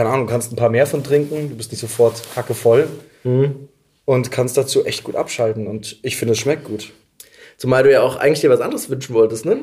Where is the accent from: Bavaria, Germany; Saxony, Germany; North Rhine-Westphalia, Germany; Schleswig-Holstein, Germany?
Bavaria, Germany; Munich; ich komme aus München.